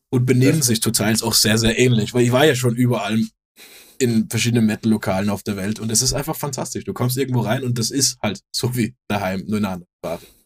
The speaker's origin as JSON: {"language": "German", "country": "Denmark", "moved": "yes", "said": "ich bin ja auch aus, aus Skandinavien wir gehen es vielleicht ein bisschen anders an als hier"}